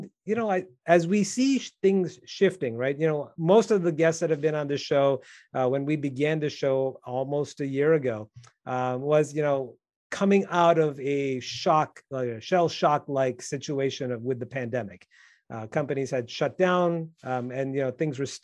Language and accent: English; Midwest, United States; being a Midwesterner myself